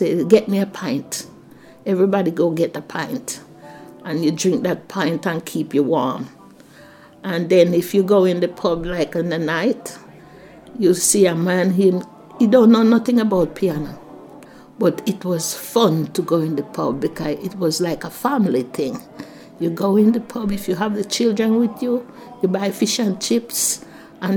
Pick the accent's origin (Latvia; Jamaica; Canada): Jamaica; moved away as an adult; now in United Kingdom; I'm a Jamaican. My way I talk, the clothes I wear